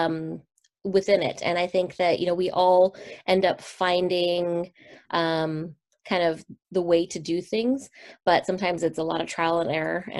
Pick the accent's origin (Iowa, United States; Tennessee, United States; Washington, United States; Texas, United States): Washington, United States; Seattle; also born or lived in San Francisco; I was born and raised in Seattle, Washington